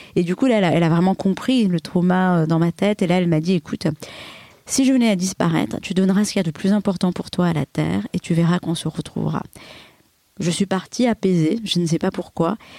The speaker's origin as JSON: {"language": "French", "country": "Comoros", "tie": "born or raised there"}